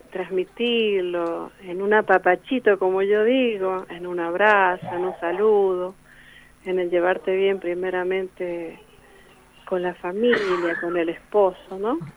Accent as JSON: {"language": "Spanish", "town": "Guaymallén", "region": "Mendoza", "country": "Argentina", "tie": "born there", "also_born_or_lived": "Godoy Cruz", "lives_now": "Luján de Cuyo, Argentina", "said": "nací en Guaymallén y, este, y bueno, después viví en Godoy Cruz, eh, me casé, me fui a vivir a Godoy Cruz y de Godoy Cruz, bueno, ya me radiqué acá en Luján"}